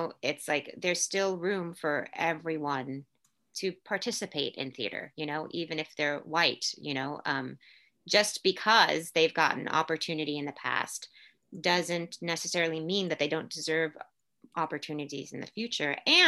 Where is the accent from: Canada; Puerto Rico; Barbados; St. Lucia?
Puerto Rico; born there; Where were you born? And I was like, I was born in Puerto Rico. Well, no. What did your family speak Spanish? I was like, yeah. Do you speak Spanish? Yes, I speak Spanish.